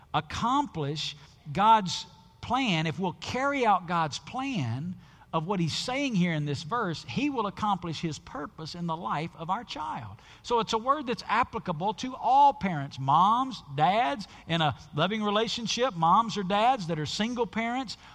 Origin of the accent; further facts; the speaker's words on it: the South, United States; where I grew up in the South